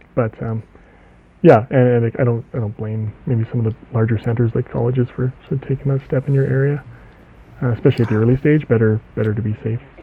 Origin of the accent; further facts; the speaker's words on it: Canada; I'm from Canada